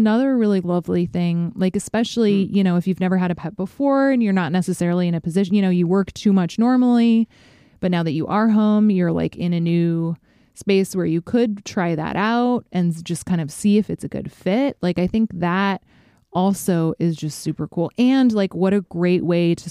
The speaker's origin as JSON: {"language": "English", "town": "Fairbanks", "region": "Alaska", "country": "United States", "tie": "born or raised there", "moved": "yes", "said": "my hometown of Fairbanks, Alaska"}